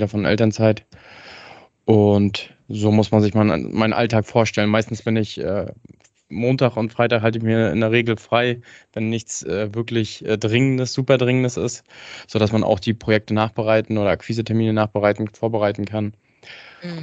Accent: Hagenow, Mecklenburg-Vorpommern, Germany; komme äh, gebürtig aus Hagenow, das ist hm, bei Schwerin

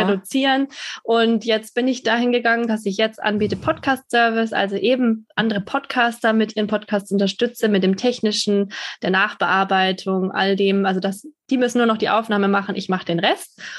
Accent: Germany; Deutschland wird immer meine Heimat bleiben

